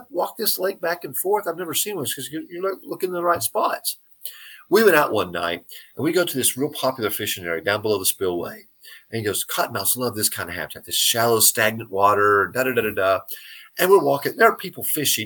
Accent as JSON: {"language": "English", "town": "San Angelo", "region": "Texas", "country": "United States", "tie": "born or raised there", "said": "growing up in San Angelo, but I was in San Angelo for about 20 years"}